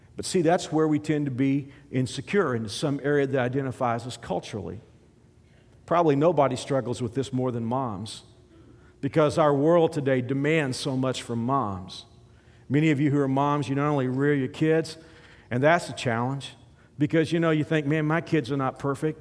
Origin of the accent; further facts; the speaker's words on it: the South, United States; I'm from the South